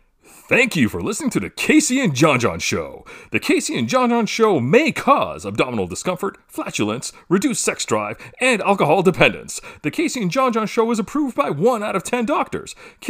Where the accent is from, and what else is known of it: Canada